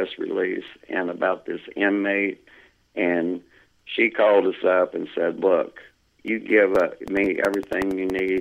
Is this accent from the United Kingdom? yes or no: no; Indiana, United States; moved away as an adult; also born or lived in Champlain, New York; now in Plattsburgh, United States; I'm originally from Indiana. I come up here on business, up here in Champlain, New York is where I started, liked it, ended up staying up here. Now I live in Plattsburgh, New York